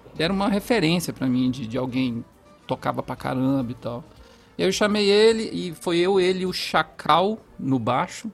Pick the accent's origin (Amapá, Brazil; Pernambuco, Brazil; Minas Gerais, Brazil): Minas Gerais, Brazil; Passos; Minha família, é, por parte de mãe, é fundadora de um centro de Umbanda, lá de Passos, onde eu nasci